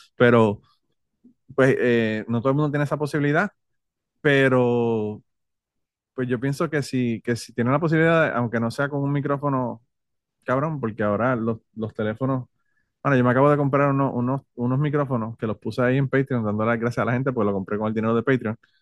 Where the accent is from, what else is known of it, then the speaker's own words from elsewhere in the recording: Puerto Rico; yo soy boricua